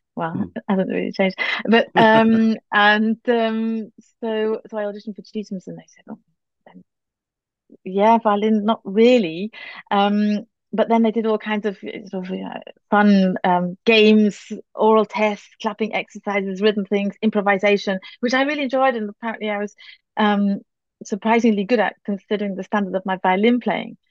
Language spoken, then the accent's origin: English; Northumberland, just outside Newcastle upon Tyne, North East England, United Kingdom; also born or lived in Manchester; now in Berlin, Germany; I was born in Manchester, um, and then my parents moved around a little bit, but I grew up mainly in Northumberland, just outside Newcastle upon Tyne